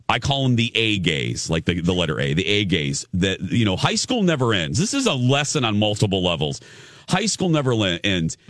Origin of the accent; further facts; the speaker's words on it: Michigan City, Indiana, United States; moved away; being in Michigan City, my hometown, for the reunion